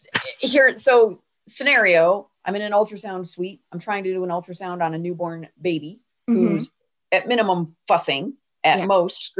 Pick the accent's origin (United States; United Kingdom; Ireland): Ireland; This is not yelling. I'm Irish. You will know if I am yelling.